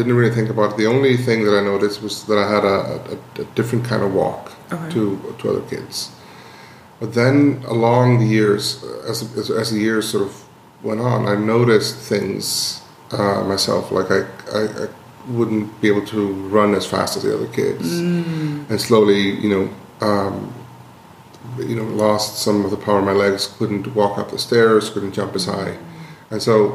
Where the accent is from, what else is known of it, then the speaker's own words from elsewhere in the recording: Iceland; when I was growing up in Iceland